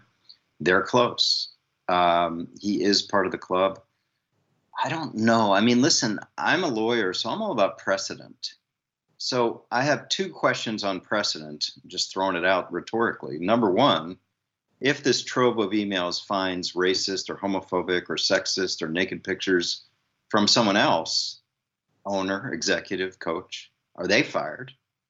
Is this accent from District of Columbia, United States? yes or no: yes; Washington, District of Columbia, United States; born and raised in Washington, D.C., spent every Sunday since I was a toddler going to RFK Stadium with my dad.